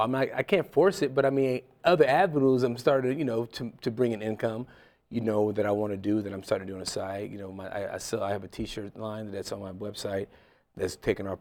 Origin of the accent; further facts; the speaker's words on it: Ohio, United States; my hometown in Ohio